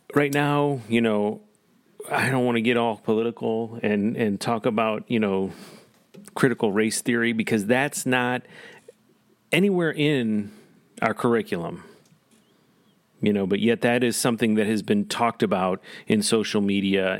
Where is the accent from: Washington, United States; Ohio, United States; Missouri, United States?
Missouri, United States; Parkway School District; also born or lived in Naperville; I grew up in the Parkway School District